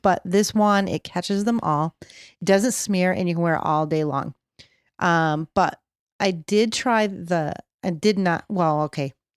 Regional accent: California, United States; we're from California

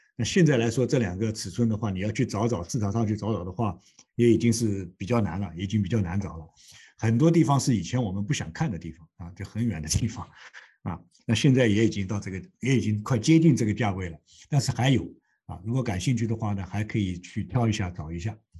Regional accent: China; now in Toronto, Canada; 我们中国人说的这个借力打力

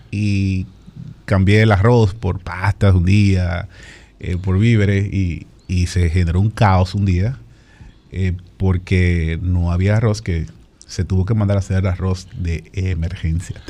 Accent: Sosúa, Puerto Plata, Dominican Republic; moved away; yo soy de Sosúa, Puerto y hablo con mi mamá siempre

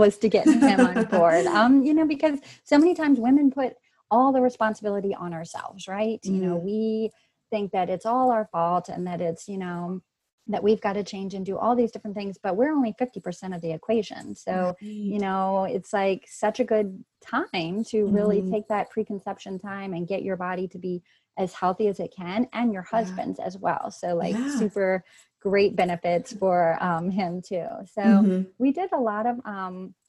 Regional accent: Virginia, United States; I grew up in Virginia

